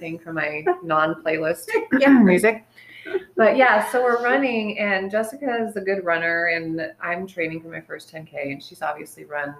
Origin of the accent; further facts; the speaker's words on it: Montana, United States; since I'm from Montana